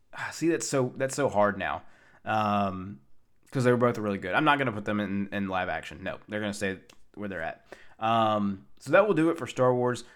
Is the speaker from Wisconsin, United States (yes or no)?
no; Tennessee, United States; from my hotel from my hometown, Tennessee